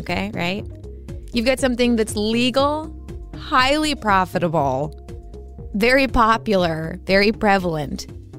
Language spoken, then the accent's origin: English; Massachusetts, United States; I grew up in Massachusetts